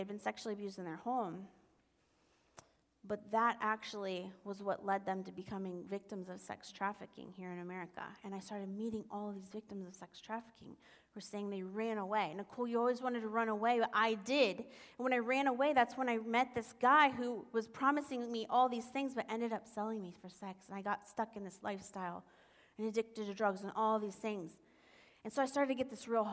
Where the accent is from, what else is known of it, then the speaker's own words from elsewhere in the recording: Columbus, Ohio, United States; my hometown of Columbus, Ohio